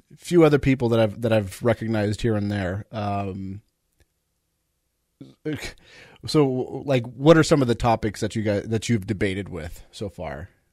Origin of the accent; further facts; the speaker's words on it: Southern California, United States; I grew up in Southern California